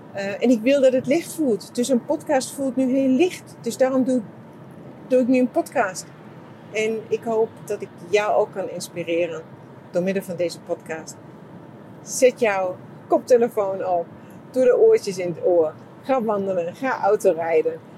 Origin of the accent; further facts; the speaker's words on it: Germany; Dutch is a second language; now in Netherlands; ik als Duitser